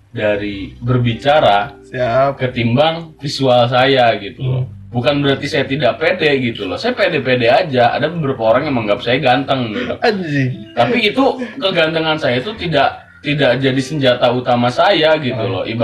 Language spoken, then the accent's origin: Indonesian; London, United Kingdom; saya bukan orang Sunda murni saya gede di London gitu